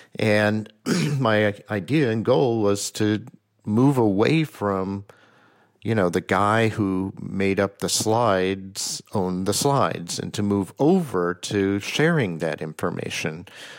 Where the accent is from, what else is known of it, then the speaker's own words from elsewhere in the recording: Oklahoma, United States; also born or lived in New York area; I was born in Oklahoma, and my mother was a painter.